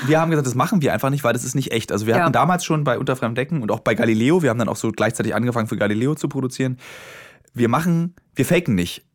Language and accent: German; Berlin, Germany; als Berliner